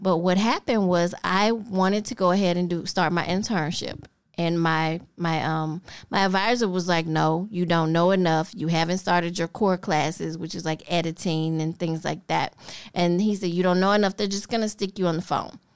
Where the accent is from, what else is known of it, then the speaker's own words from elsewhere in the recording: Memphis, Tennessee, United States; also born or lived in Millington, Tennessee / Kansas City, Missouri; grew up in this little neighborhood they called Atlantic